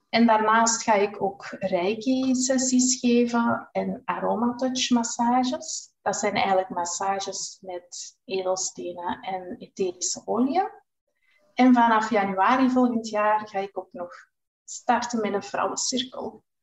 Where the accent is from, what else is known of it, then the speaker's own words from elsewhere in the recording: Groningen, Netherlands; Ehm, ik ben dus … Ik ben afkomstig uit Groningen. Ik ben 43 jaar